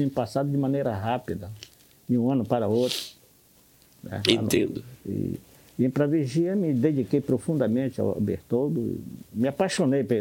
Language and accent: Portuguese; Vigia, Pará, Brazil